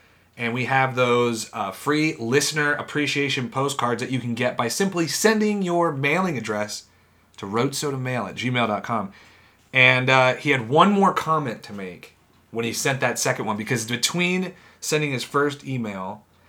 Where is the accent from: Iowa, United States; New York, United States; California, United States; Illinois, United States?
Illinois, United States; Downers Grove; graduated from high school in my hometown of Downers Grove, which is right around Chicago.